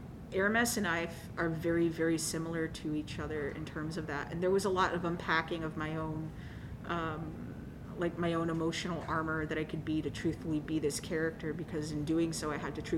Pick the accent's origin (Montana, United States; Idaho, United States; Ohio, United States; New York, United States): New York, United States; New York City; I grew up in Coney Island